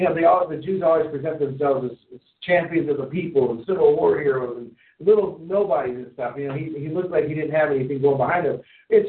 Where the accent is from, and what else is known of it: Wisconsin, United States